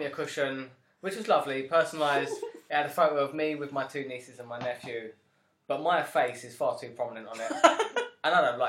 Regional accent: London, United Kingdom; I'm from Canning Town, you know.

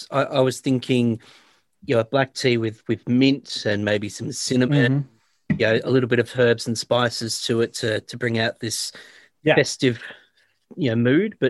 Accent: Australia; as a kid growing up in Australia, not really knowing American Civil War and Revolution War and those sort of things

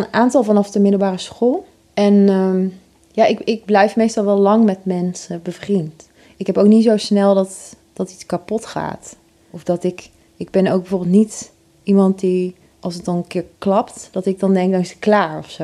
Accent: Oss, North Brabant, Netherlands; moved away; het was in Os, waar ik ben opgegroeid

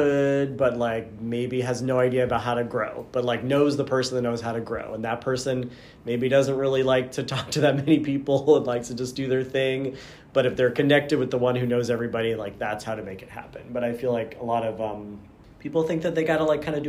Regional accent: Boston, Massachusetts, United States; also born or lived in New Jersey; now in Pittsburgh, United States; I was born in New Jersey. I lived there until I was about 6, and then we moved to Massachusetts, and I lived in suburban Boston area for about 13 years

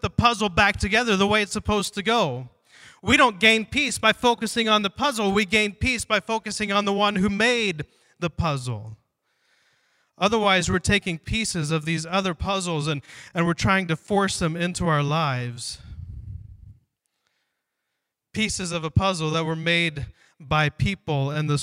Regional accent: Ohio, United States; moved away; I grew up in Ohio, we would come out here and visit my grandfather

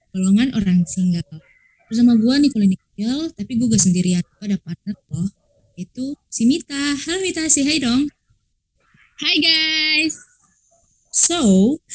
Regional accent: Ambon, Maluku, Indonesia; Oh, iya ya, asal gue sih dari Ambon. Lu tau Ambon nggak?

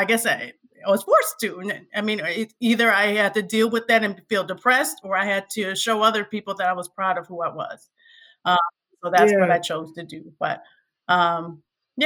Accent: Milwaukee, Wisconsin, United States; I grew up in Milwaukee

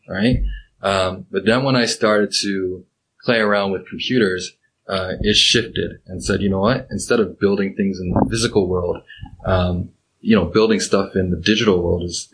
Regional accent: Pickering, Ontario, Canada; I grew up, in Pickering

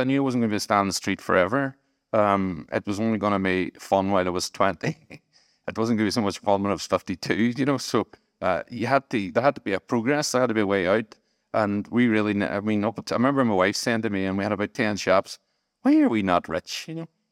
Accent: Strabane, Northern Ireland, United Kingdom; moved away; also born or lived in Manchester; I was from Strabane

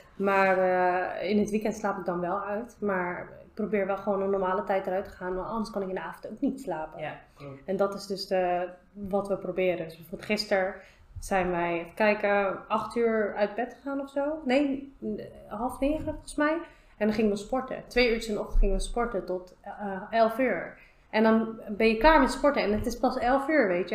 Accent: The Hague, South Holland, Netherlands; ik kwam uit Schilderswijk, ik woon nog steeds in Schilderswijk

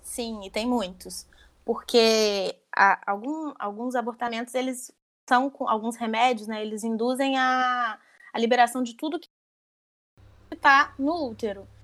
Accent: Barra Mansa, Rio de Janeiro, Brazil; Eu sou de Barra Mansa, interior do Rio

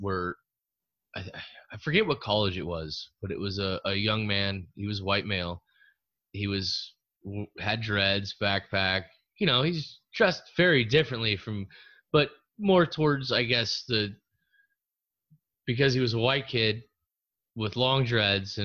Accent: Glendale, Arizona, United States; I'm a dude from the West Side. Glendale, South Glendale

